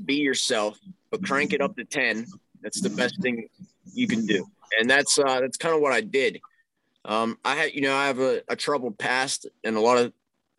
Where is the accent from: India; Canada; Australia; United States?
United States; Pittsburgh, Pennsylvania; I'm from the Pittsburgh area